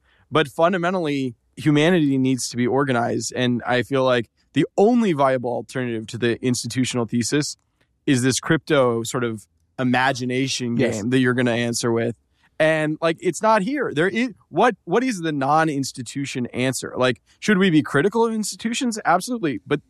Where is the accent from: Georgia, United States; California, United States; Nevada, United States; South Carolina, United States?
Georgia, United States; Macon; I grew up in Macon, Georgia, around Republicans.